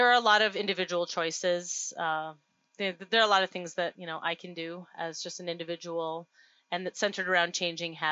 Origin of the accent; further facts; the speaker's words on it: Duluth, Minnesota, United States; my hometown of Duluth, Minnesota